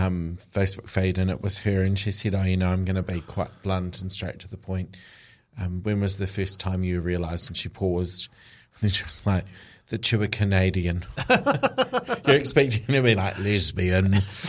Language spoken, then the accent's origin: English; Liverpool, North West England, United Kingdom; I'm from Liverpool. It was a name that was not celebrated celebrated in that region.